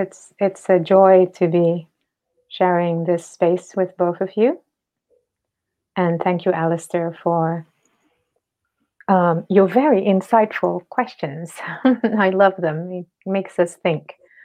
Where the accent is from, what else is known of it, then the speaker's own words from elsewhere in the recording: Indonesia; I come from Indonesia